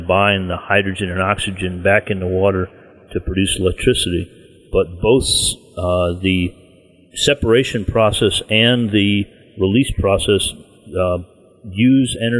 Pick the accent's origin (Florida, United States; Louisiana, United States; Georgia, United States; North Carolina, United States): Florida, United States; South; now in Virginia, United States; I grew up in South Florida and spent an awful lot of time on the beach